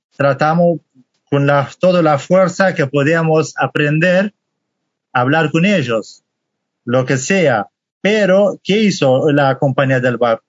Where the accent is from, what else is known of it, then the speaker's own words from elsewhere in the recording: Halabja, Kurdistan Region, Iraq; Spanish is a second language; moved away as an adult; now in Argentina; soy kurdo, de parte del Kurdistán de Irak